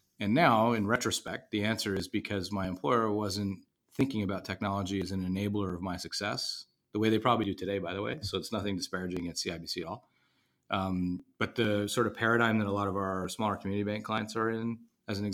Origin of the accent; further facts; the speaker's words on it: Ottawa, Ontario, Canada; moved away; grew up in Ottawa, Canada. So I am not from America